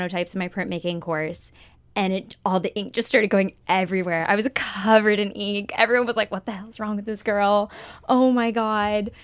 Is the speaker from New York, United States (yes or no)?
no; Florida, United States; moved away as an adult; I'm from Florida, like on the beaches.